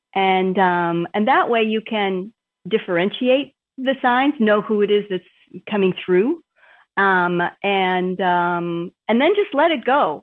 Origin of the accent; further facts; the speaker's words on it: Minnesota, United States; moved away; also born or lived in Boston area / California; I grew up here in Minnesota